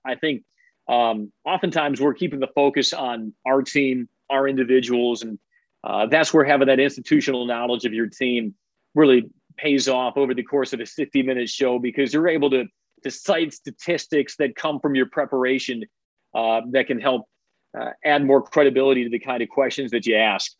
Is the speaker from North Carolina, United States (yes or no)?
no; Chicago, Illinois, United States; moved away; I grew up in Chicago